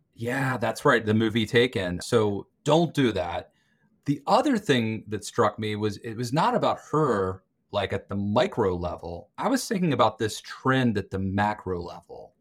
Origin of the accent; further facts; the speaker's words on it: Western Maryland, United States; I grew up in Western Maryland, very rural area